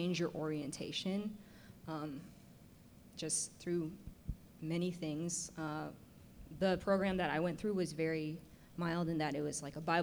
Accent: San Francisco, California, United States; as a kid growing up in San Francisco

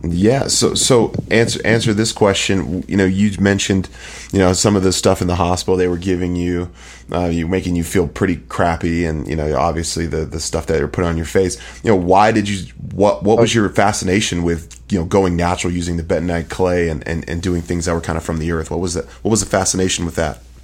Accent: Bay Area, California, United States; I'm from the Bay Area

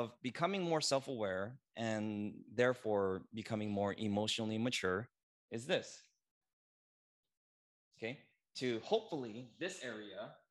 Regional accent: United States; I'm Korean American

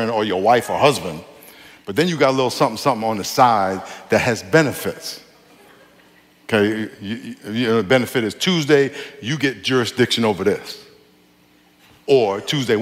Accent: New York, United States; I grew up in New York.

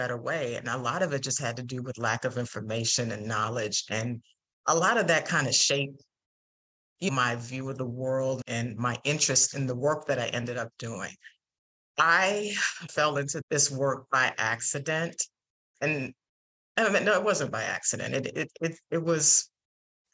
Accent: New York City, New York, United States; also born or lived in Atlanta, Georgia; I grew up in the Bronx in New York City

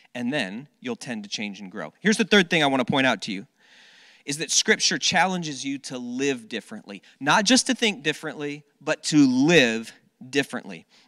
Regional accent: South Florida, United States; when I was a, a kid, I grew up down in South Florida

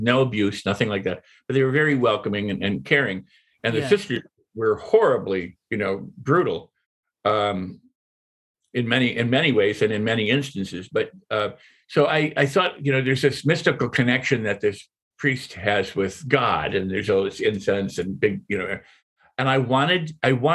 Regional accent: Midwest, United States; I was born in the Midwest of two parents, both doctors. And had a pretty much normal middle-class upbringing

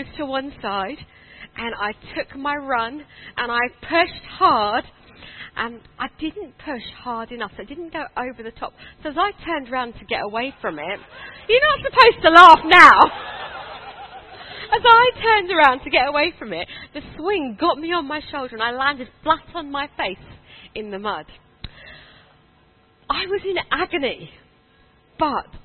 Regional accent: London, United Kingdom; moved away as an adult; also born or lived in India; now in Croydon, United Kingdom; I grew up born in India, but did all my growing up in Wimbledon.

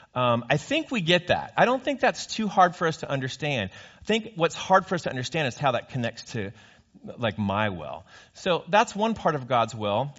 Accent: California, United States; I grew up in California.

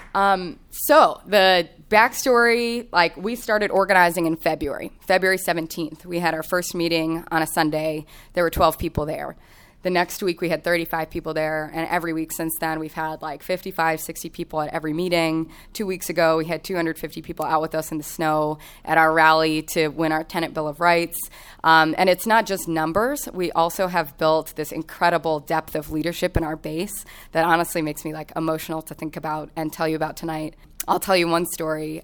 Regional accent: Kansas City, Kansas, United States; moved away as an adult; also born or lived in Chicago; I grew up in Kansas City on the Kansas side of the state line.

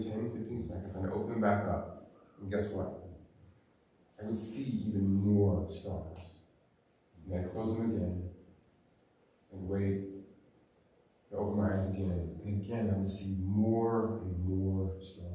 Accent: Montana, United States; I grew up in Montana, and I grew up going hiking

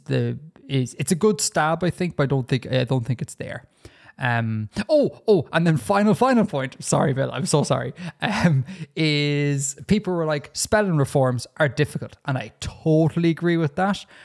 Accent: Ireland; as an Irish person

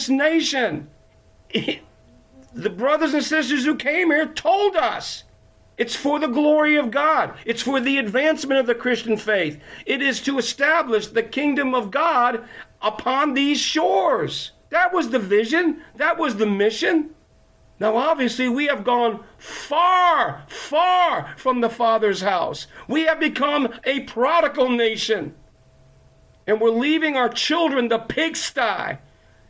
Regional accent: Connecticut, United States; I'm from Connecticut

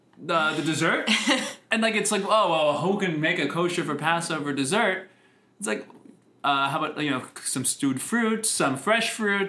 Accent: the New York area, United States; growing up in the New York area

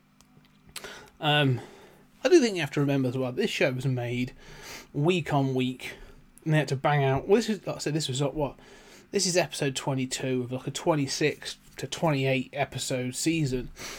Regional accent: United Kingdom; as a British kid in the 80s watching these TV shows

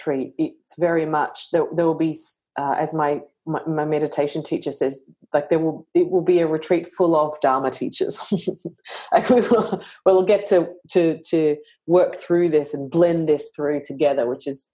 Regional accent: Australia; me being Australian

